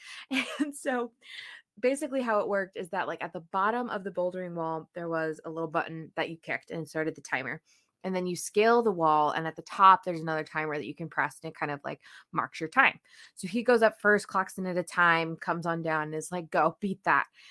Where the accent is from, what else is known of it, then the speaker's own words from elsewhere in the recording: New Jersey, United States; moved away as an adult; also born or lived in Saint Louis; I was from New Jersey